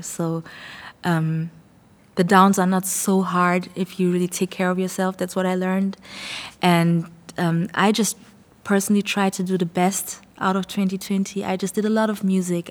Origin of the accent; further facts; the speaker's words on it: Frankfurt, Hesse, Germany; also born or lived in Ghana; I grew up in Frankfurt, but I'm, I was born in Ghana.